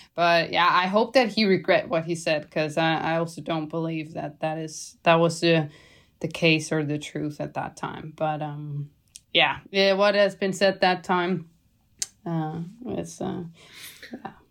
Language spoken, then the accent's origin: English; Denmark; now in Girona, Spain; I'm from Denmark